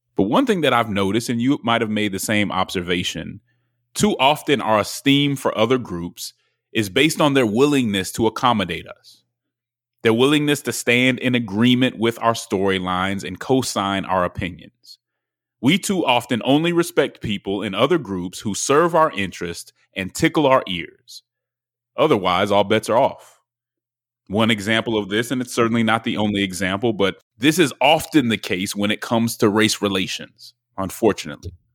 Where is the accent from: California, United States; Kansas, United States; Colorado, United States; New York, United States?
Colorado, United States; Denver; also born or lived in Nashville; now in Atlanta, United States; I'm from Denver, Colorado. I'm in, uh, Atlanta right now.